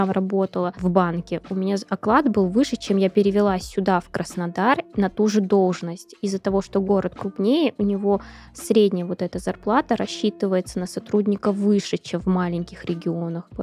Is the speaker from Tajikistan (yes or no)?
no; Tbilisi, Georgia; born there; Я сама родилась в Грузии, в Тбилиси. Это южный город, там минус 5, это уже холодно.